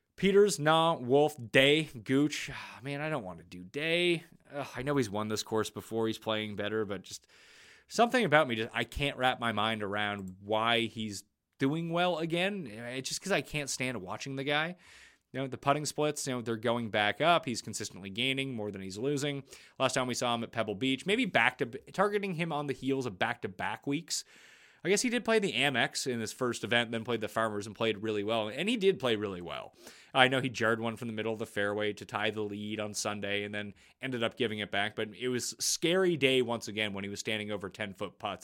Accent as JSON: {"language": "English", "country": "Canada", "said": "I'm Canadian"}